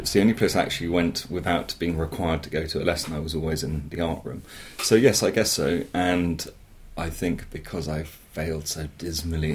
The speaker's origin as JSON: {"language": "English", "area": "Dorset", "region": "South West England", "country": "United Kingdom", "tie": "born or raised there", "said": "I grew up in Dorset in the 70s, very rural, still a county with no motorway, but then really kind of lost in the wilds in the Marshwood Vale."}